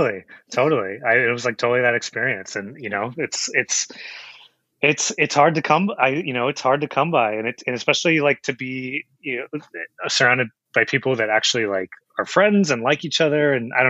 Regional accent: Chino Hills, California, United States; So I'm actually up from Inland Empire, Chino Hills is where I grew up. And so I grew up out there.

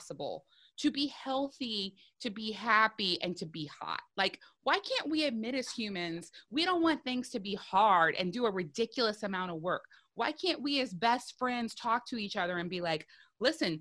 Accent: South Louisiana, United States; I'm a woman from South Louisiana.

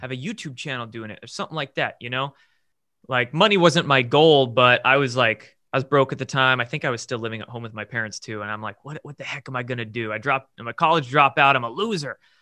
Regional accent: Bremerton, Washington, United States; I grew up in the Pacific Northwest in a, uh, I guess not small, medium-sized town, military town called Bremerton, across the Puget Sound from Seattle. And born and raised there

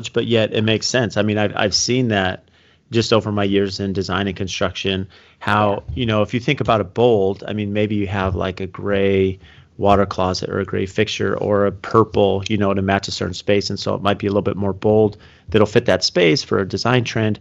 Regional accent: San Diego, California, United States; I grew up working in San Diego and Coronado Island

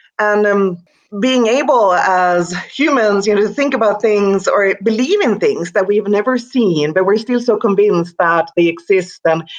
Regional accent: Sweden; English is a second language; now in United States; And to me, that was new because I came here from Sweden 10 years ago, and Sweden is a highly secularized society.

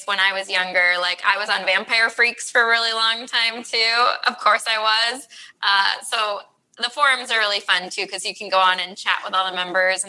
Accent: Midwest, United States; Midwest. Represent.

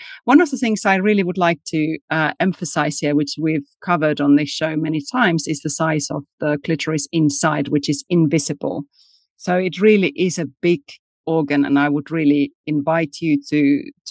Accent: Finland; I was born in Finland and raised in Finland where we have the sauna culture.

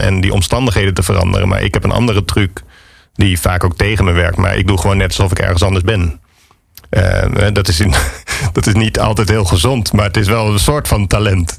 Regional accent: Alphen aan den Rijn, South Holland, Netherlands; also born or lived in Harderwijk / Amsterdam; now in Landsmeer, Netherlands; ik ben geboren in Harderwijk, maar op mijn derde ben ik naar, uh, naar Alphen verhuisd.

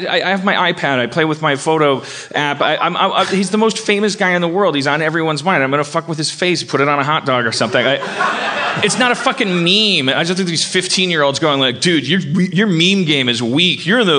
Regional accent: California, United States; I'm just saying, I'm a Californian. I mean, I know better than the rest of the country

